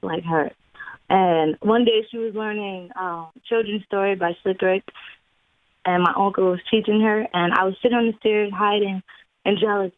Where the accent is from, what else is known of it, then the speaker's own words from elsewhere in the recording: Waterbury, Connecticut, United States; also born or lived in Far Rockaway, Queens, New York; I was raised in Waterbury